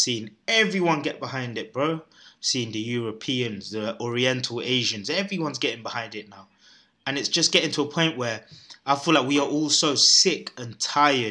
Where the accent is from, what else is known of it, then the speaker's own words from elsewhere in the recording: London, United Kingdom; I was brought up in London, bro, where there's every race in every corner